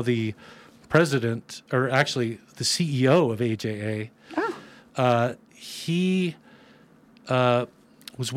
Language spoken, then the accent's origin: English; Gardena, California, United States; moved away as an adult; also born or lived in Torrance, California / Hermosa Beach, California / Venice Beach, California / West Hollywood, California; now in Nevada County, United States; I actually grew up in Gardena.